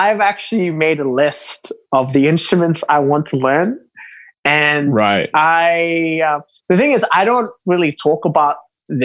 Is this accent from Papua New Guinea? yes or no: yes; Papua New Guinea; now in Sydney, Australia; I'm originally from Papua New Guinea. So growing up, being a Melanesian